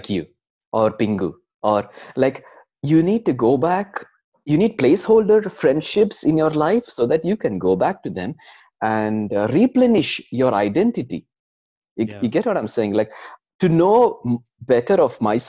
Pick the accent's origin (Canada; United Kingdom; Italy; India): India; moved away as an adult; now in Sweden; we come from India